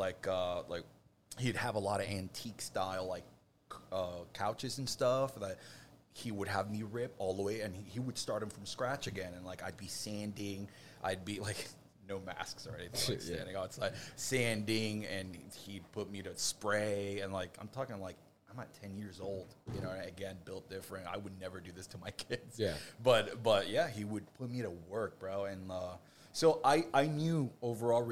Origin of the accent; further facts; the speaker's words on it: Puerto Rico; now in Orlando, United States; I'm from Puerto Rico, and my grandfather, he's had a furniture store